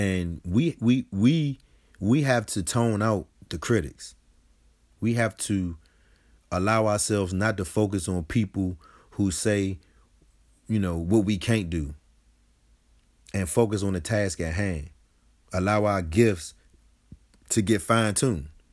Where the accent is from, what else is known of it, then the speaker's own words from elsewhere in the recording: Washington, District of Columbia, United States; I grew up on Sixth Street Southeast, Ward A D C